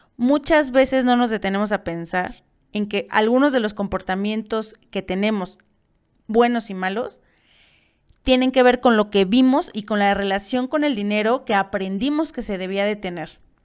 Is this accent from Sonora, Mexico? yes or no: no; Mexico City, Mexico; Nací en Ciudad de México en un hospital de Liste cuando ella apenas tenía 25 años. Nací y crecí rodeada de mujeres.